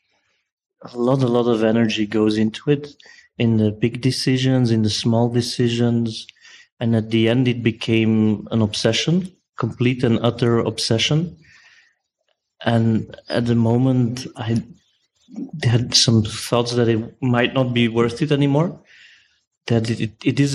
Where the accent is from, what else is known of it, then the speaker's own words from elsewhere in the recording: Brussels, Brussels-Capital Region, Belgium; I'm from Brussels.